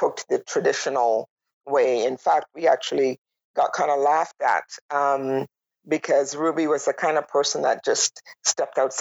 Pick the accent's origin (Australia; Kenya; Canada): Canada; Toronto, Ontario; moved away as an adult; also born or lived in Tobago / Manitoba; now in Whitehorse, Canada; I grew up in Toronto, and I moved to Manitoba in 2001